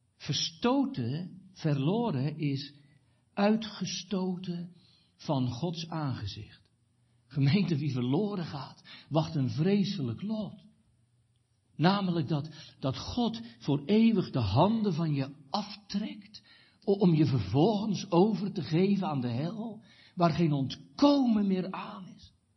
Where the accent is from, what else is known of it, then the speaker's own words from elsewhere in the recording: Katwijk, South Holland, Netherlands; moved away; in Katwijk aan Zee, waar ik vandaan kwam